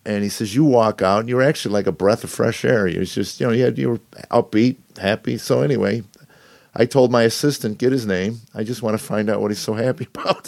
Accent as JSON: {"language": "English", "town": "Chicago", "region": "Illinois", "country": "United States", "tie": "born or raised there", "also_born_or_lived": "Los Angeles / Boston / New Jersey", "moved": "as an adult", "lives_now": "Nashville, United States", "said": "I grew up in Chicago"}